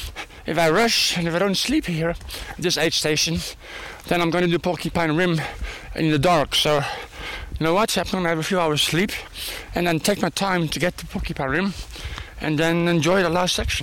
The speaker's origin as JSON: {"language": "English", "country": "Netherlands", "also_born_or_lived": "South Africa", "lives_now": "Houston, United States", "said": "Originally from Holland"}